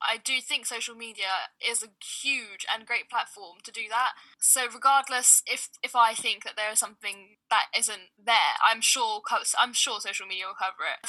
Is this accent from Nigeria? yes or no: no; Sudan; quite similarly to what happened in my home country, which is Sudan.